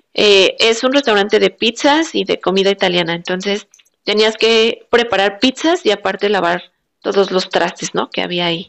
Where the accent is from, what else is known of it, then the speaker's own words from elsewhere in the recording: Mexico; moved away as an adult; now in Adelaide, Australia; como somos mexicanos